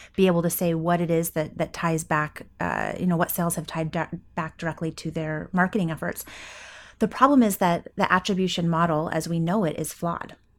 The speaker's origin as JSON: {"language": "English", "town": "Coeur d'Alene", "region": "Idaho", "country": "United States", "tie": "born or raised there", "said": "in my hometown, Coeur d'Alene, Idaho, northern Idaho"}